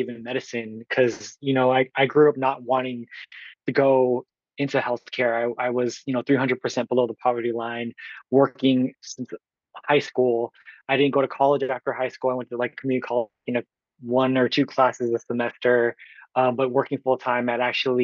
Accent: Oakland, California, United States; from Oakland, California

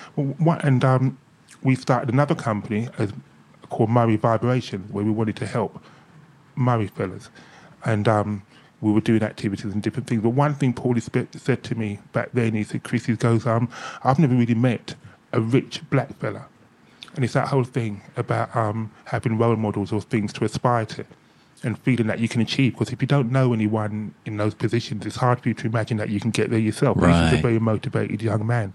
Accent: Ilford, London, United Kingdom; born or raised there; also born or lived in Hackney, London

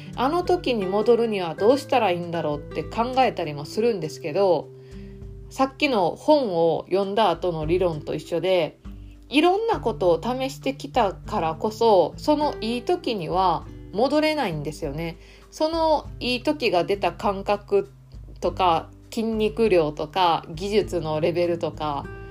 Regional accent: Kansai, Japan; accent: Kansai dialect; 私ね関西弁やと思う

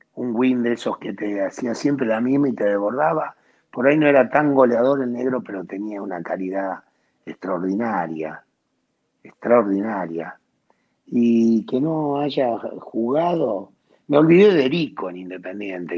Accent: Bahía Blanca, Buenos Aires Province, Argentina; moved away; also born or lived in Naples; Yo nací en Bahía Blanca, en el barrio Villamitre

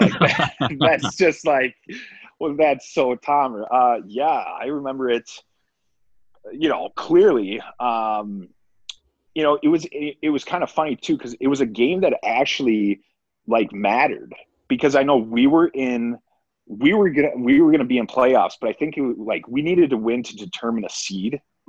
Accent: Minnesota, United States; I got to play it against the Wild. So playing against my hometown team, that was pretty special.

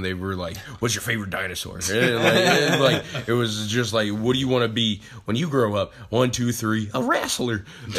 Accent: Sandusky, Ohio, United States; I'm from originally Sandusky, Ohio. That's about an hour west of here

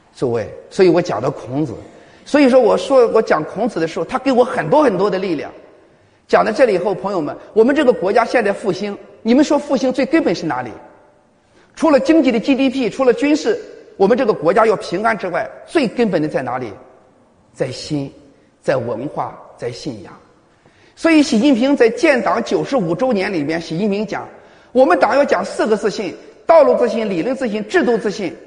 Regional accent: Liaocheng, Shandong, China; 也是我们山东人。啊，我是在山东聊什么西部

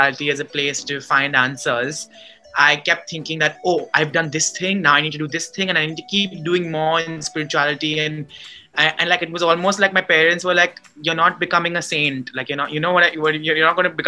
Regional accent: Mumbai, Maharashtra, India; moved away as an adult; also born or lived in Boston, United States; I had just gone from being someone who was born and brought up in Bombay, who had never lived anywhere else, to living in the US, in Boston

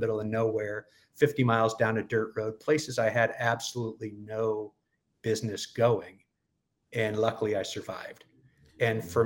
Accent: San Francisco, California, United States; also born or lived in San Diego; I'm from the San Francisco area, grew up in the suburbs, and went to college in San Diego

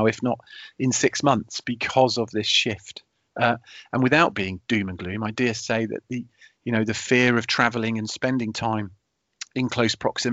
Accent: United Kingdom; being British

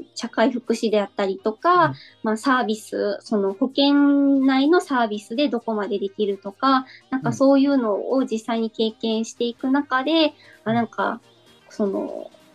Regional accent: Itoshima, Fukuoka, Japan; 私が糸島出身なので

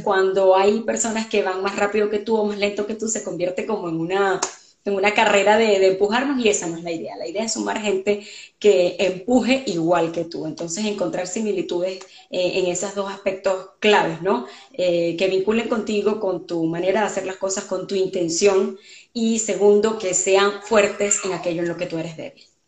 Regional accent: Venezuela; moved away as an adult; now in Canada; yo soy venezolana

